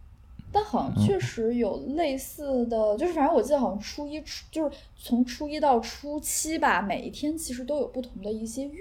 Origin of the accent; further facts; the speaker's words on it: Xi'an, Shaanxi, China; 我是西安人，